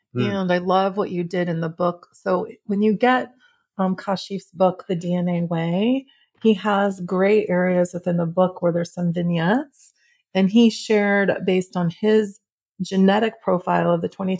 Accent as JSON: {"language": "English", "region": "Midwest", "country": "United States", "tie": "born or raised there", "said": "I grew up in the Midwest."}